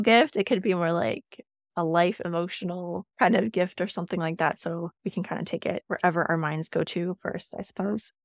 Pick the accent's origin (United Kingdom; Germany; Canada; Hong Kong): Canada; also born or lived in Yukon; we're Canadian, we have that here